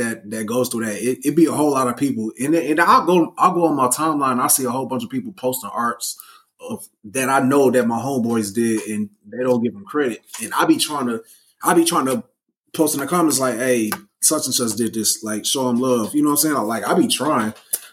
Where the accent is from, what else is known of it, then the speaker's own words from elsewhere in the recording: Flint, Michigan, United States; moved away as an adult; also born or lived in Minnesota; now in Texas, United States; I was literally born in Minnesota and then moved to Michigan. And then I was raised in Flint until I graduated and then moved to Texas